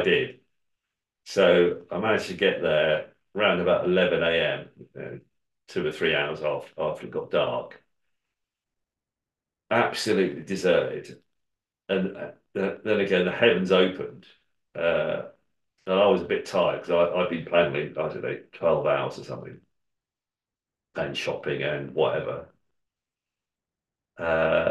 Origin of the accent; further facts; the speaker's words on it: England, United Kingdom; I'm English